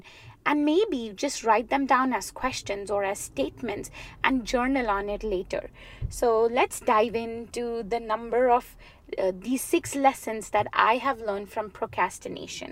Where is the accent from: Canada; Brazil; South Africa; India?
India; born and raised in India